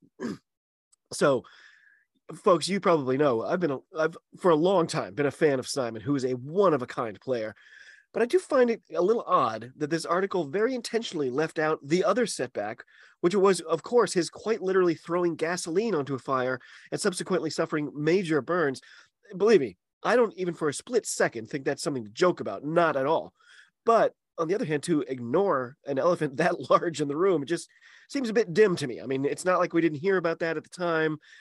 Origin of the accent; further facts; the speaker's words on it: United States; I'm an American rugby fan